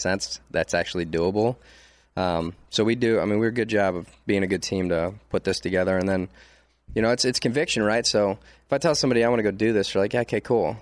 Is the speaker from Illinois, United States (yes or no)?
no; Detroit, Michigan, United States; now in Texas, United States; I'm from Detroit, I'm proud